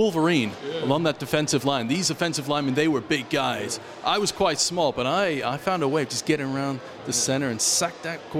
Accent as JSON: {"language": "English", "town": "Winnipeg", "region": "Manitoba", "country": "Canada", "tie": "born or raised there", "moved": "yes", "lives_now": "United Kingdom", "said": "I was born over here. I grew up in Winnipeg in Canada."}